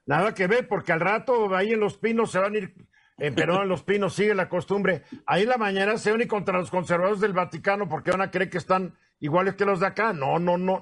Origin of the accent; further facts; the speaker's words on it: Mexico; somos machos mexicanos